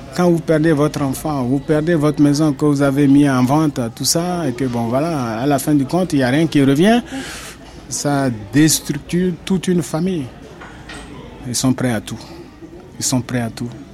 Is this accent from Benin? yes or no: yes; Benin; moved away as an adult; now in France; Je suis parti du Bénin il y a quelques années.